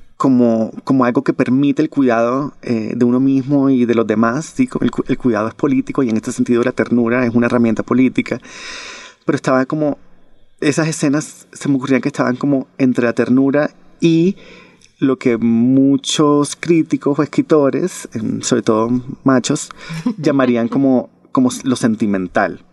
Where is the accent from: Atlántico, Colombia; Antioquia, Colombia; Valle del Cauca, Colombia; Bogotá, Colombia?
Atlántico, Colombia; Barranquilla; mi ciudad natal, que es Barranquilla